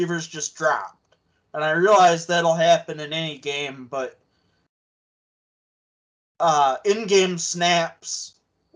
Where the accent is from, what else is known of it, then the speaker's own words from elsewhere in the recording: Ottawa, Ontario, Canada; I was born in Ottawa